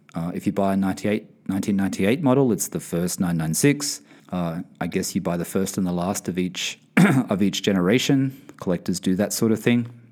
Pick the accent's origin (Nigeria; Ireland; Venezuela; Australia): Australia; Sydney, New South Wales; now in United Kingdom; I am originally from Sydney, Australia